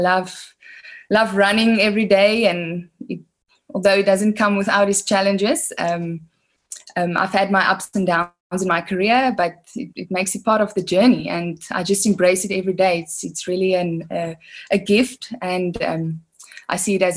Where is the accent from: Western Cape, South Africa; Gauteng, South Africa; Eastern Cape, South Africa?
Western Cape, South Africa; Worcester; moved away as an adult; now in Pretoria, South Africa; I was born in Worcester. I grew up in Worcester.